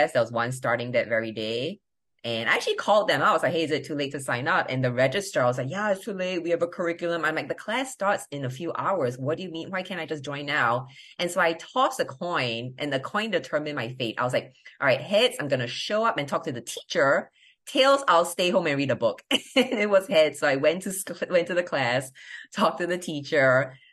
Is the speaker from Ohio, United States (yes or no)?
yes; Ohio, United States; I'm from Ohio